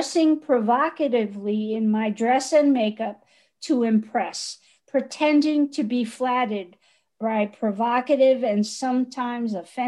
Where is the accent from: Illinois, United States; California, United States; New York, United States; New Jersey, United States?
New York, United States; moved away; I am from New York.